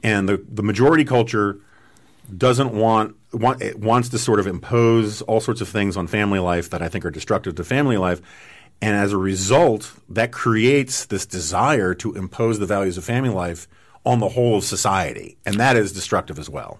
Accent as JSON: {"language": "English", "town": "New York City", "region": "New York", "country": "United States", "tie": "born or raised there", "said": "I grew up in Manhattan"}